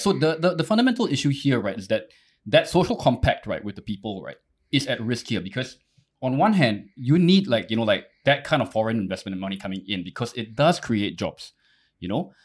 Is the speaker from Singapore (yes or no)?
yes; Singapore; I didn't choose to kind of be born Singaporean.